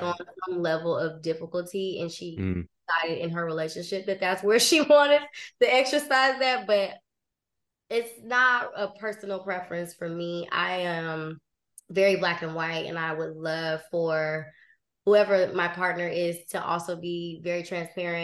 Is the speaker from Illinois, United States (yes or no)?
yes; Chicago, Illinois, United States; moved away; also born or lived in Los Angeles; I was like born on the West Side, like West Loop, Adams, and I guess that was Ashland across the street. And then we moved south when I was like 5. So of my childhood was 59th and Wood Street